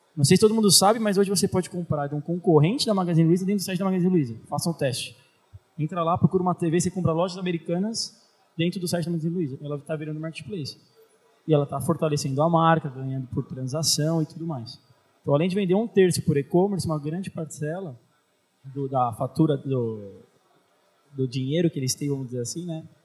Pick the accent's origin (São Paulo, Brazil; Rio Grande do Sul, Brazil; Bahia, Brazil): São Paulo, Brazil; eu sou de São Paulo